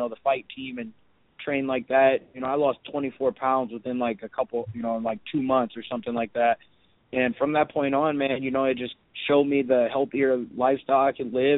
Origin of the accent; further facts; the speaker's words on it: Waterloo, Iowa, United States; I'm from Waterloo